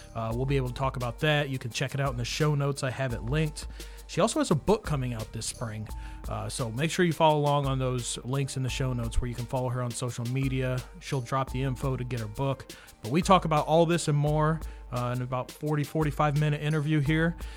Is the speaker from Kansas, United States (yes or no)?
yes; Kansas, United States; moved away; also born or lived in New York; I moved here from New York, but I spent much of my childhood in Kansas.